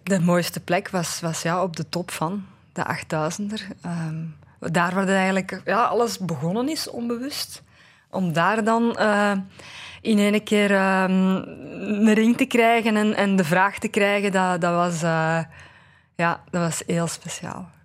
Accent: Aarschot, Flanders, Belgium; ik ben van Aarschot

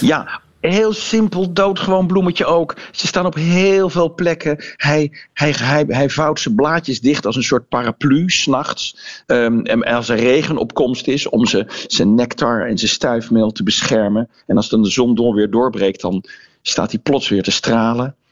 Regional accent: North Brabant, Netherlands; bij ons in Brabant

